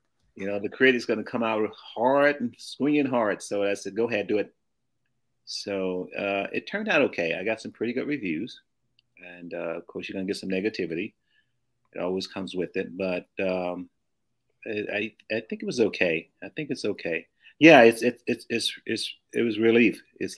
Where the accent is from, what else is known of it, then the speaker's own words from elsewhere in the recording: the South, United States; The book is about me growing up in the South and what I went through.